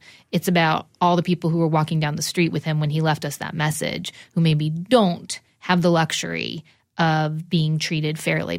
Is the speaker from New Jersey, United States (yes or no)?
yes; New Jersey, United States; I'm also from New Jersey, and I'm also half Persian.